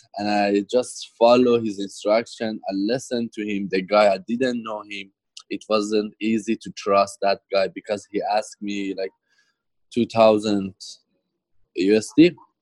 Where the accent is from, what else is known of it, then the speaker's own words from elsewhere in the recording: Tehran, Tehran Province, Iran; moved away as an adult; now in Australia; I came from Iran in 2012 to Australia. And yeah, almost like 7 years here. And yet, Iran, I grew up in Tehran, capital city of Iran